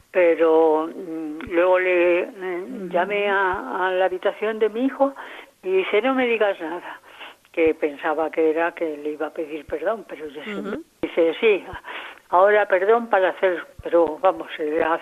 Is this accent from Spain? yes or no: yes; Andalusia, Spain; Y yo, en cambio, soy andaluza y él dice que me amparo en que soy andaluza